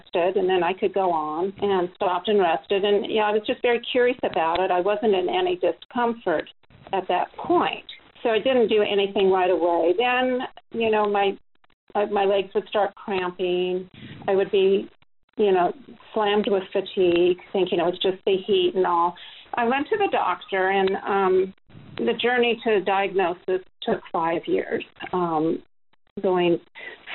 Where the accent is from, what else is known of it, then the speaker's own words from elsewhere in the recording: Southern California, United States; also born or lived in San Diego County; I grew up in Southern California